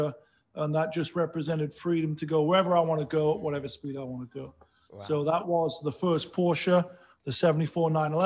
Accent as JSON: {"language": "English", "town": "Sheffield", "region": "Yorkshire and the Humber", "country": "United Kingdom", "tie": "born or raised there", "moved": "as an adult", "lives_now": "United States", "said": "I grew up in Sheffield, England"}